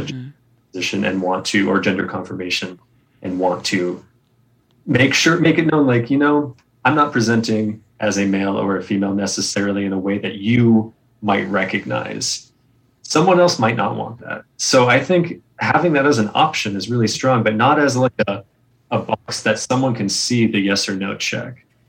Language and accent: English; New England, United States; I grew up in New England in the Boy Scouts